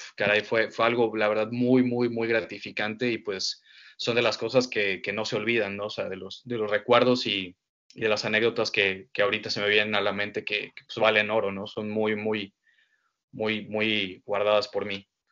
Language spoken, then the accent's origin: Spanish; Mexico; mi ciudad natal, que es Lapa, que fue donde yo empecé a transmitir